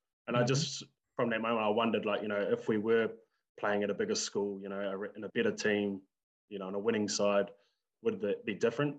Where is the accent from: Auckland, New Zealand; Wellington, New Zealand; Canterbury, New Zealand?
Wellington, New Zealand; Lower Hutt; I was born and raised in Lower Hutt.